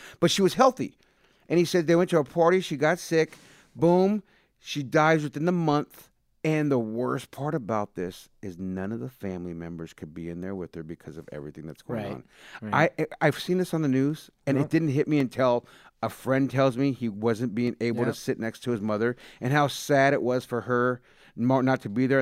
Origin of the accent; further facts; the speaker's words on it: San Jose, California, United States; I grew up with them in San Jose. We're boys from when we were younger. Went to the same high school